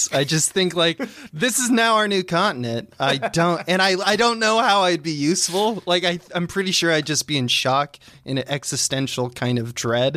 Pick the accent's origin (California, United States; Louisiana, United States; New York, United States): California, United States; Northern; now in Los Angeles, United States; I'm a Californian, but I'm from the north. I'm Northern California boy